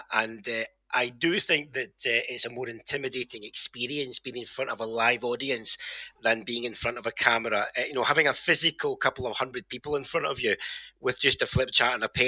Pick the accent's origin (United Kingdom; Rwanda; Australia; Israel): United Kingdom; Glasgow, Scotland; Well, I am a short, broad Glaswegian. This is my posh southern accent for now.